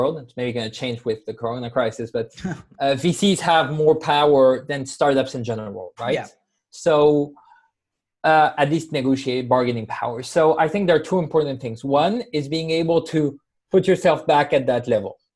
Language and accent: English; Spain; I come from Spain originally